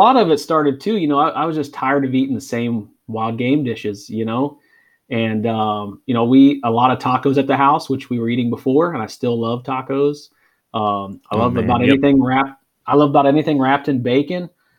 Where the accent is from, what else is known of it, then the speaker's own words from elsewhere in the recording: Ohio, United States; moved away as an adult; also born or lived in Missouri; grew up kind of in an outdoors family. Born and raised in Ohio